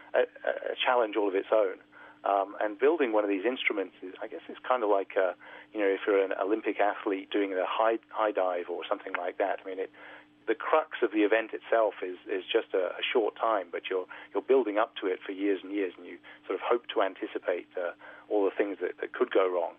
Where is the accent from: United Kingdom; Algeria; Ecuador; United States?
United Kingdom; being a Brit growing up in Europe